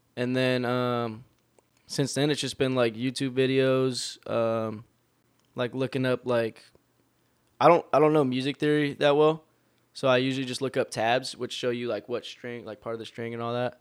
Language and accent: English; Long Beach, California, United States; also born or lived in Torrance; we were all born in Torrance, but we were all raised in Long Beach.